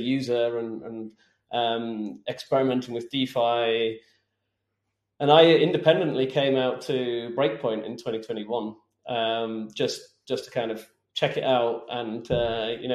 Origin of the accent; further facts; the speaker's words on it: United Kingdom; now in Switzerland; I'm British, live in Switzerland